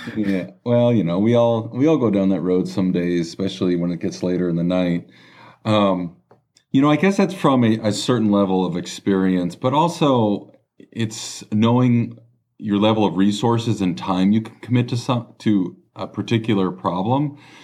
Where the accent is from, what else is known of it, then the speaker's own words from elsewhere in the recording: Los Angeles, California, United States; I was born and raised in Los Angeles. Um, Southern California, grew acro-, grew up across the street pretty much from the beach